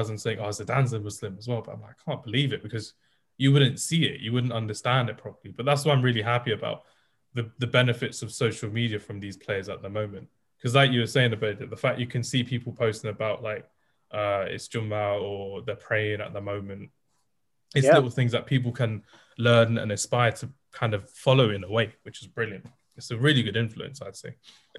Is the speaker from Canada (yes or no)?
no; England, United Kingdom